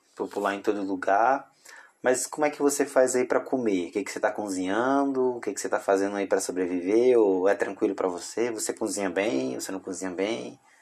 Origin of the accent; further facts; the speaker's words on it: Tocantins, Brazil; accent: Tocantinense; now in Belo Horizonte, Brazil; eu sou do Tocantins